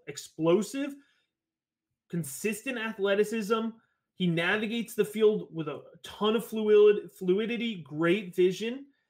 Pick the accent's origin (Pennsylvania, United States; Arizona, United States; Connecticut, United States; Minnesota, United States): Connecticut, United States; southwest; now in Maryland, United States; I live in Maryland now, but originally I'm from Connecticut, actually, and I'm from the south, kind of southwest part of Connecticut. So, you know, I grew up with a pretty easy access to New York City.